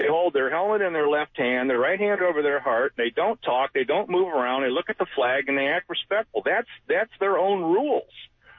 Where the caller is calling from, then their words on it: Orange Park, Florida, United States; I'm in Orange Park.